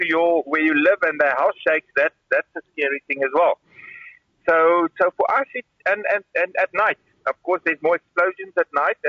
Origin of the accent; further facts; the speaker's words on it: Karoo, South Africa; now in Kyiv, Ukraine; I come from the Karoo